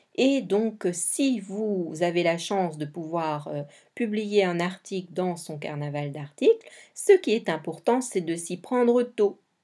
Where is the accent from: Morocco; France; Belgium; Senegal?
Belgium; Je suis belge